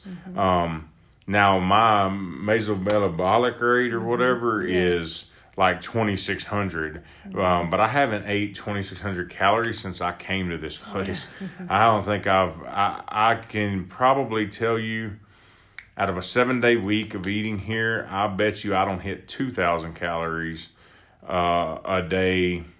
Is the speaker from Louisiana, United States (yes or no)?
no; Texas, United States; I'm from Texas. We barbecue a lot.